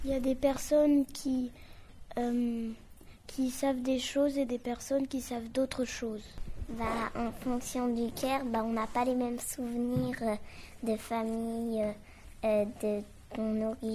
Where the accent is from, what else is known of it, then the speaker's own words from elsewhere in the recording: China; Bah, on est chinois, mais on parle français.